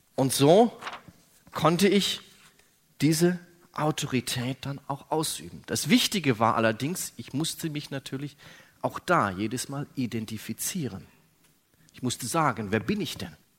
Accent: Germany; ich bin Deutscher

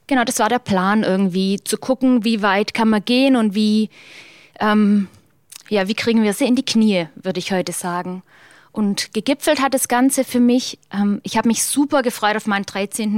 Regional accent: Germany; Schäklingen ist der Ort, wo ich herkomme

